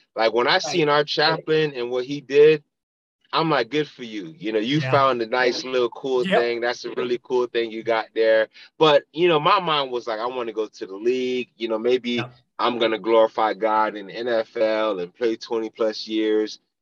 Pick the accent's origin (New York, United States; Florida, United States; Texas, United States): Florida, United States; Pompano Beach; I grew up in Pompano Beach, Florida, born and raised